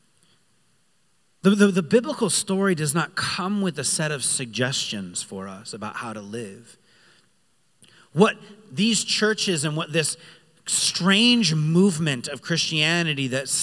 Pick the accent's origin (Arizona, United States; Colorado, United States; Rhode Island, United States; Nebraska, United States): Rhode Island, United States; I grew up in Rhode Island